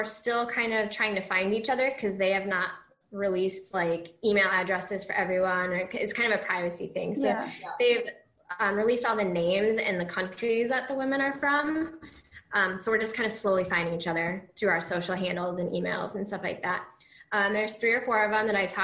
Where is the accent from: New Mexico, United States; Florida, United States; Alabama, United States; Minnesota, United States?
Minnesota, United States; moved away as an adult; now in Iowa, United States; I'm from Minnesota, but I'm currently in Iowa for a couple of years